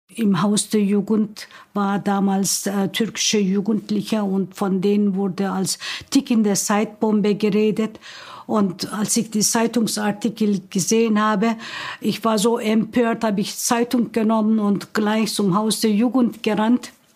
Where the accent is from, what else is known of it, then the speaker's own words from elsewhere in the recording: Turkey; German is a second language; moved away as an adult; now in Hildesheim, Germany; Ich bin 1950 in der Türkei geboren. Ich bin nach Deutschland gekommen 1970, direkt nach Hildesheim